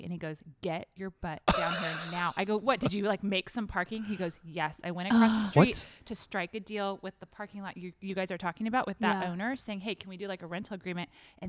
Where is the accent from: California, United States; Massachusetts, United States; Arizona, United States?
California, United States; Southern; now in Dallas, United States; I grew up in Southern California shopping flea markets.